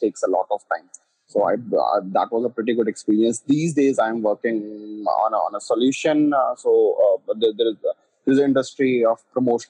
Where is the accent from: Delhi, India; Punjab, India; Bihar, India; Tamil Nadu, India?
Delhi, India; I'm from Delhi, India.